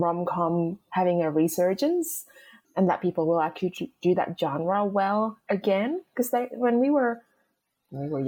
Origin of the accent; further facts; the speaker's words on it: Indonesia; moved away; I grew up in Indonesia